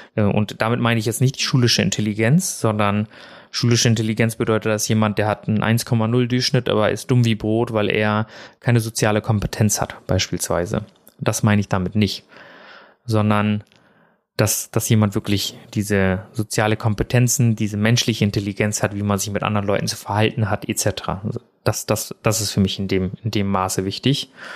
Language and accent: German; Germany; also born or lived in India; ich bin ja in Indien geboren